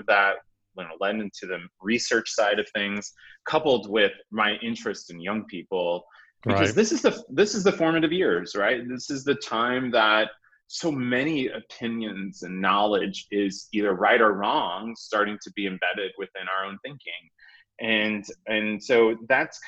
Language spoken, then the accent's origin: English; Aviston, Illinois, United States; now in Indianapolis, United States; I grew up in a very small town in Southern Illinois called Aviston